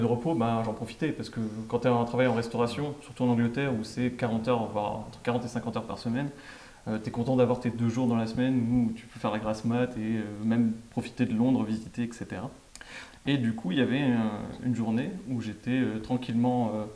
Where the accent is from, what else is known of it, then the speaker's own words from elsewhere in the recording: France; on est français